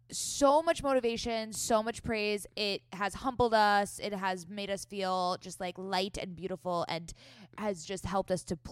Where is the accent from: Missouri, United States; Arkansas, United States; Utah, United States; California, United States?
California, United States; San Diego; accent: Valley Girl; So, Scout and I grew up in San Diego. We did not grow up in the Valley yet. We are Southern California gals.